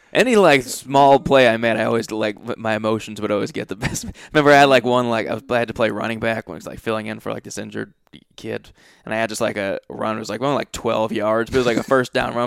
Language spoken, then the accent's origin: English; Massachusetts, United States; also born or lived in Rhode Island; born in, I was born in Rhode Island, grew up in Massachusetts